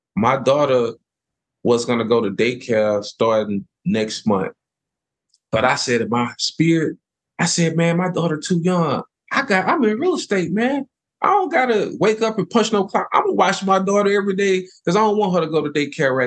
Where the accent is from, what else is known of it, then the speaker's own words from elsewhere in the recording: Houston, Texas, United States; He knew I'm from South Park